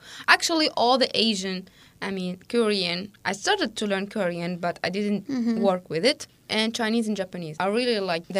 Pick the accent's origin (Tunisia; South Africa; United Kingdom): Tunisia; English is a second language; now in Hungary; I am from Africa